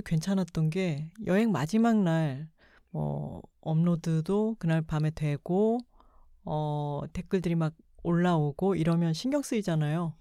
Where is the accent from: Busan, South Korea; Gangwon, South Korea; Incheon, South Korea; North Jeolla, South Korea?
Busan, South Korea; now in Seoul, South Korea; 부산 저희 고향을